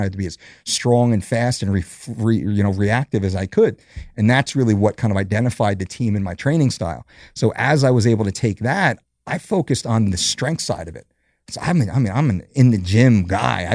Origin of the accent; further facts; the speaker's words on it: New Jersey, United States; also born or lived in West Coast; born and raised in New Jersey, Jersey boy